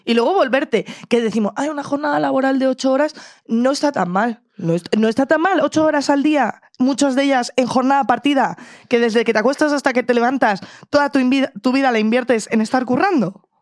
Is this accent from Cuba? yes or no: no; Madrid, Community of Madrid, Spain; como madrileña, persona que vive en el centro de Madrid